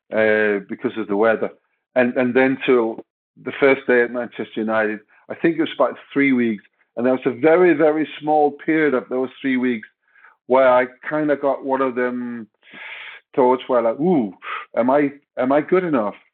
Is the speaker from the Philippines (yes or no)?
no; Denmark; English is a second language; moved away as an adult; now in England; I came directly from Denmark. I was supposed to move to England, all of my luggage, all of my clothes.